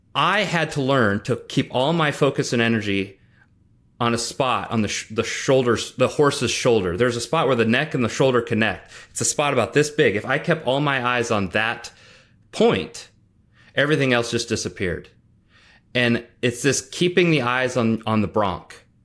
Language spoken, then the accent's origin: English; Nebraska, United States; I grew up in Nebraska